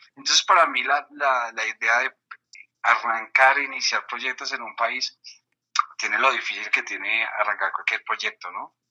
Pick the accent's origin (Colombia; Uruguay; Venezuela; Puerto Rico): Colombia; moved away as an adult; also born or lived in Mexico; soy narrador, cuentacuentos colombiano, con bastante tiempo ya en México